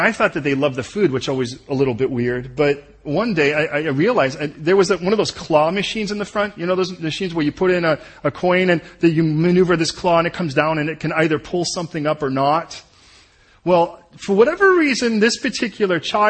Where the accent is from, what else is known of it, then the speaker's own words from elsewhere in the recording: United States; moved away as an adult; now in England; we're American.